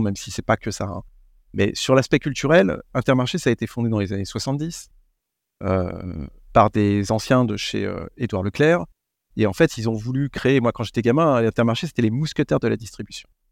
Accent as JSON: {"language": "French", "country": "France", "said": "On est français"}